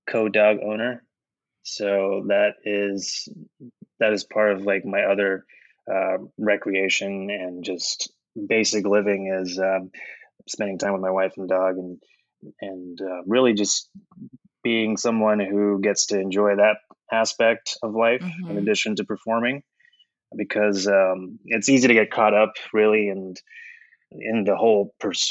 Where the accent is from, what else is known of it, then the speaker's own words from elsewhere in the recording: Oklahoma, United States; moved away as an adult; now in Chicago, United States; I grew up in Oklahoma for most of my life. And then I moved to Chicago in 2010